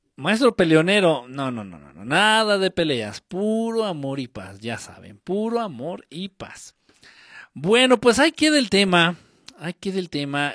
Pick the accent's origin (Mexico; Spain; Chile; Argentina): Mexico; Guerrero; Yo no soy chilango, ¿eh? yo soy de guerrero